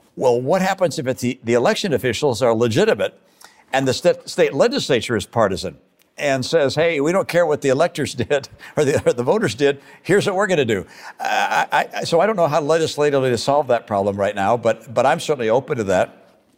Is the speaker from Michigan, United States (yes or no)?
yes; Michigan, United States; moved away; also born or lived in Massachusetts / Utah; growing up in Michigan as a Republican